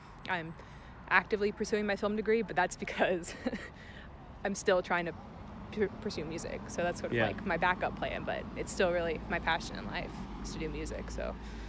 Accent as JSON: {"language": "English", "town": "Orlando", "region": "Florida", "country": "United States", "said": "I'm from Orlando"}